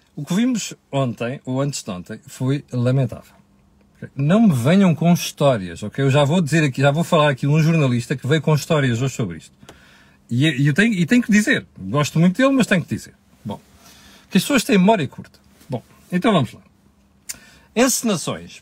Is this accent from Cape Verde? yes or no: no; Portugal; nós portugueses